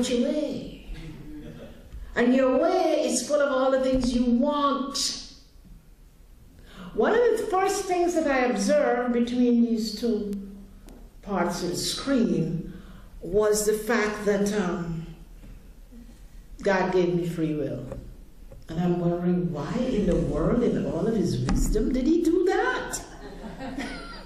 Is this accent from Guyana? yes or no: yes; Guyana; I grew up in Guyana, South America, where there was a tremendous amount of poverty.